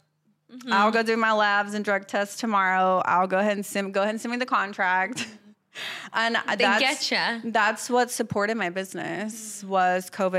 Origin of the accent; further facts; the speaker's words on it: the South, United States; accent: Southern; But yeah, definitely I feel like my Southern hospitality and, like, my authenticity is really